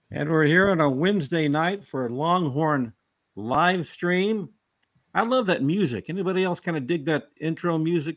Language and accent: English; Tyler, Texas, United States; also born or lived in Waco, Texas; I'm from East Texas. I'm from Tyler